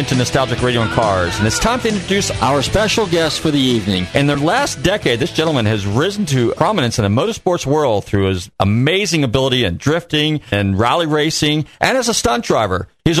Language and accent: English; Marin County, north of San Francisco, California, United States; Actually, I'm from Marin County, north of San Francisco.